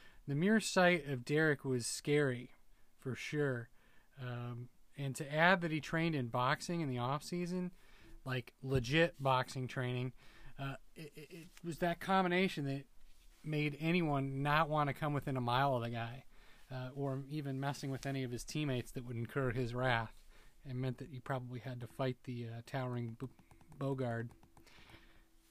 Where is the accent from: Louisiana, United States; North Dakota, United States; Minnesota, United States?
Minnesota, United States; I'm a Minnesotan. Sure, yeah, you can tell by the way I talk.